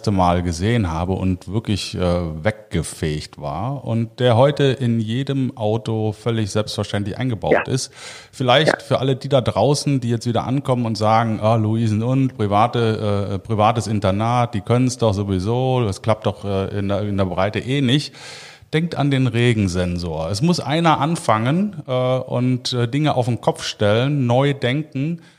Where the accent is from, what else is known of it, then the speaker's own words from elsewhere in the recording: Cologne, North Rhine-Westphalia, Germany; das als äh, Kölner äh, finde ich sowieso immer gut.